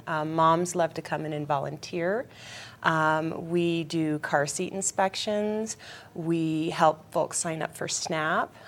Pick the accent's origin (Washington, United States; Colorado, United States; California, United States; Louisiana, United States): Colorado, United States; Denver; moved away as an adult; now in Eagle County, United States; I was born and raised in Denver